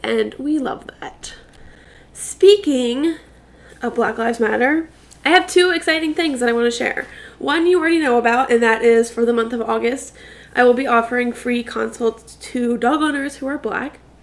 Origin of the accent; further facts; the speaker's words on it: New York City, New York, United States; I was born in Staten Island